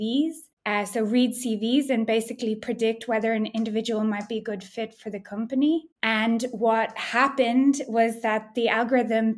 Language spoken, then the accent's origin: English; Ireland; also born or lived in Amsterdam, Netherlands; now in Berlin, Germany; I'm from Ireland originally, but now work in Berlin